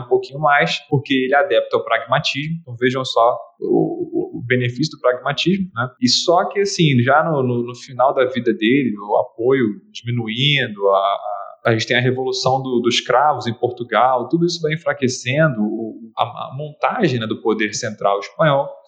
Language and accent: Portuguese; Brazil; nós aqui, né, como brasileiros